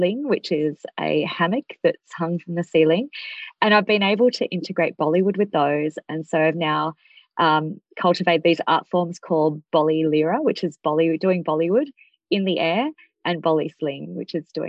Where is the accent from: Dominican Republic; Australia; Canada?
Australia; I grew up in Australia, really disconnected from Indian culture